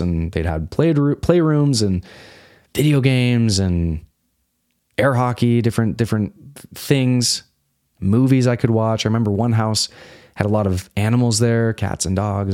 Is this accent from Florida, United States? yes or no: no; suburb of Salt Lake City, Utah, United States; I grew up in Utah. This is a suburb of, of Salt Lake City.